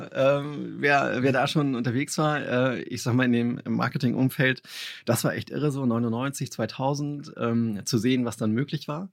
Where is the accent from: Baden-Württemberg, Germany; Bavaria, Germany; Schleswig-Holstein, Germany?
Schleswig-Holstein, Germany; Kiel; ich bin Kieler Jung